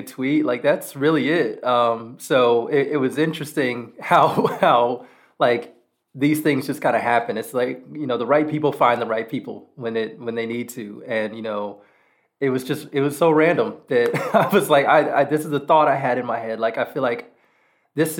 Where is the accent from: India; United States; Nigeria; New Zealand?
United States; being an American